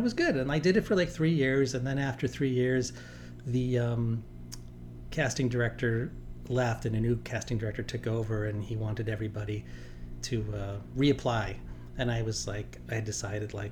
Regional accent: New York City, New York, United States; moved away; also born or lived in Manhattan; mostly grew up in Staten Island

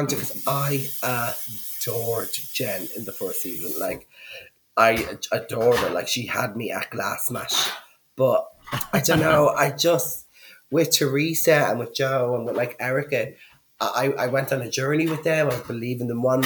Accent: Dublin, Leinster, Ireland; I am from Dublin

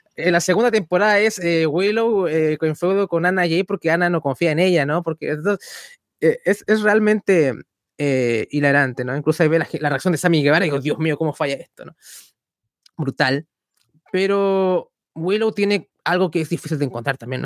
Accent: Chile; nunca nos sentimos tan contentos de ser chilenos.

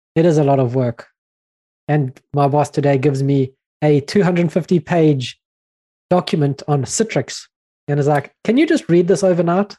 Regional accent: South Africa; I'm from South Africa.

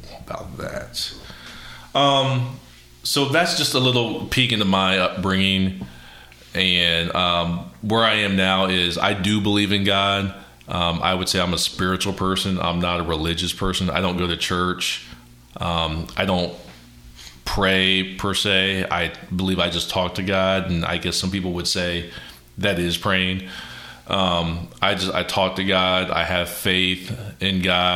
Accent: Columbus, Ohio, United States; I went to World Harvest Church growing up in Columbus, Ohio

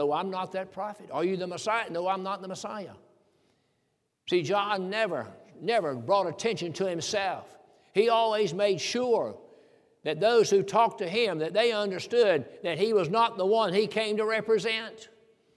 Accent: the South, United States; I'm from the South. I was raised in the country

